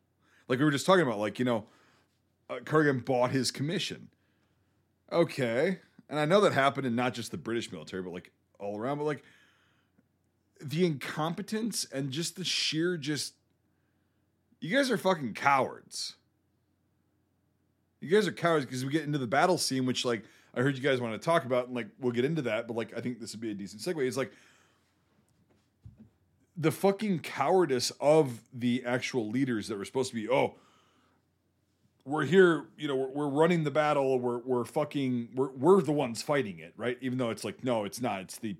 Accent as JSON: {"language": "English", "country": "United States", "said": "I'm an American."}